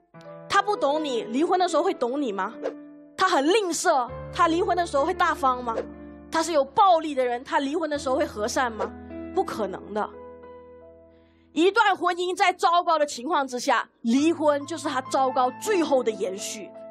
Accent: Malaysia; 我是一个马来西亚人，我甚至没有参与过高考

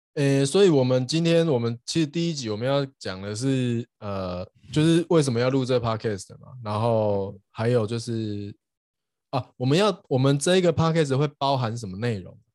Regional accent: Douliu, Yunlin County, Taiwan; moved away as an adult; also born or lived in Hsinchu, Taiwan / United States; 我斗六长大了，然后在交大念书这样，然后后来有去美国，呃，念博士

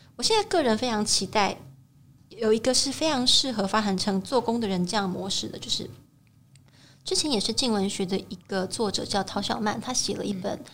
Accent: Taiwan; 身为台湾人，我们会更熟悉

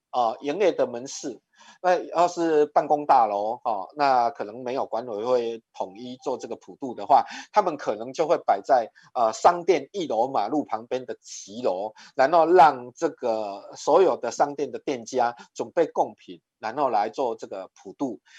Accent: Taiwan; 我们的台湾礼仪叫做莫必亚固

